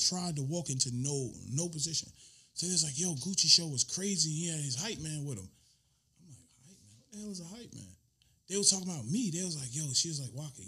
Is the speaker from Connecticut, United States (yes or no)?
no; Clayton County, Georgia, United States; I'm from Clayton County